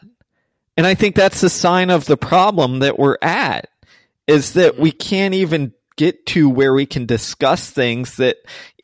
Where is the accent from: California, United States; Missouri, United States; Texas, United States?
Texas, United States; I grew up in Texas